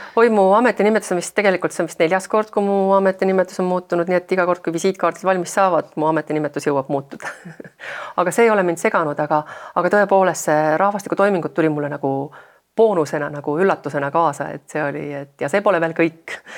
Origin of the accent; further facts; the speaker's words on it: Estonia; ma olen pärit väiksest maakoolist